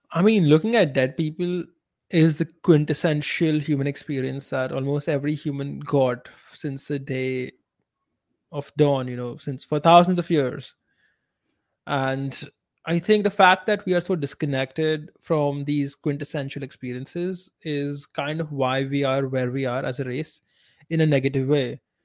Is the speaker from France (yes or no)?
no; India